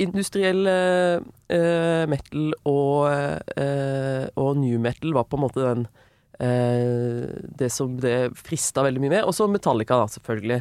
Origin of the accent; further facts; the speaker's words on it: Søgne, Agder, Norway; also born or lived in Vågsbygd, Kristiansand; now in Oslo, Norway; Men så har jeg vokst opp i Søgne, utenfor Kristiansand.